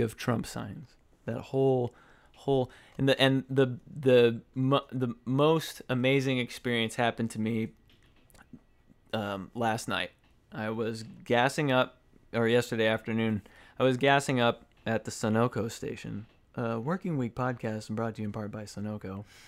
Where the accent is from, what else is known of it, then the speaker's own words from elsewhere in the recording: Arizona, United States; moved away as an adult; now in Connecticut, United States; I grew up in Arizona. I'm very familiar with Arizona and Arizona politics